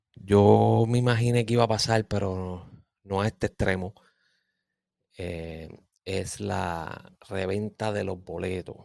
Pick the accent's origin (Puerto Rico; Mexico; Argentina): Puerto Rico; soy boricua